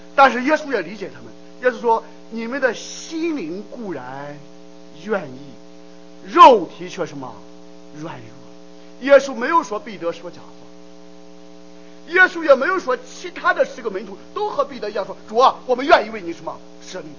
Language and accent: Chinese; China; 我们中国人